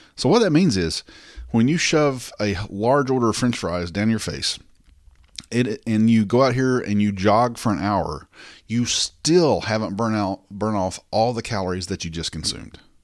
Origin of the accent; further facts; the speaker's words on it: the South, United States; I'm from the South